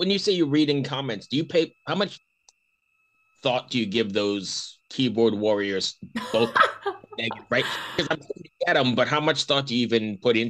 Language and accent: English; Valley Stream, New York, United States; moved away; I'm from Valley Stream in Lynbrook.